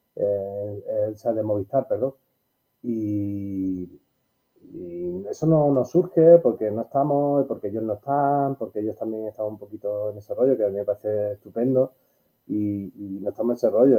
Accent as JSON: {"language": "Spanish", "town": "Málaga", "region": "Andalusia", "country": "Spain", "said": "yo soy de Málaga, pero mi trayectoria casi toda me han dado de trabajar y de comer en Sevilla y Madrid"}